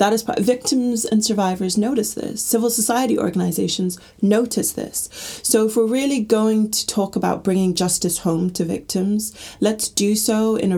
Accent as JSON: {"language": "English", "country": "Gambia", "also_born_or_lived": "Middle East", "said": "so I'm from the Gambia, and I was brought up in the Middle East"}